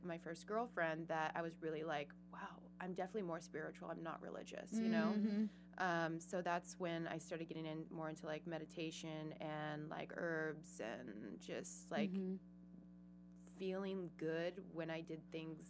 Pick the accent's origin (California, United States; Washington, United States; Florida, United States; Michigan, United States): Washington, United States; Seattle; moved away; I'm originally from Seattle.